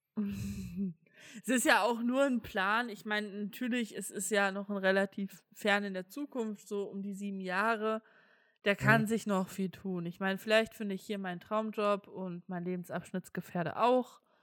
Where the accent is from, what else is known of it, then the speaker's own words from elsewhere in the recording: Saxony, Germany; Ich komme aus Sachsen